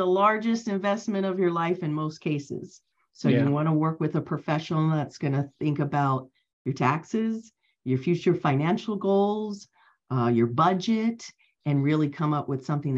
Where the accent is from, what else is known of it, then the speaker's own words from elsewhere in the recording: Cincinnati, Ohio, United States; moved away as an adult; now in Los Angeles, United States; I am originally from Cincinnati, Ohio, which is in the Midwest.